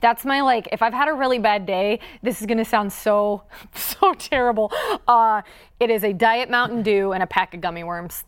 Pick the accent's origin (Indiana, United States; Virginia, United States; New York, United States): Indiana, United States; moved away; growing up in Indiana